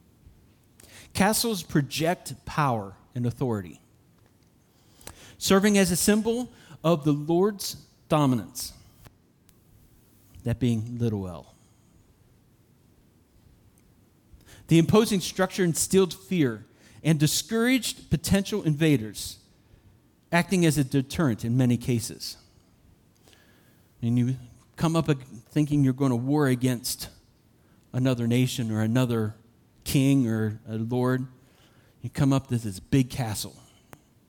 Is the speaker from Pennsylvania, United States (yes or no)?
yes; Uniontown, Pennsylvania, United States; also born or lived in Somerset, Pennsylvania; I grew up in Uniontown, Somerset in Uniontown, Pennsylvania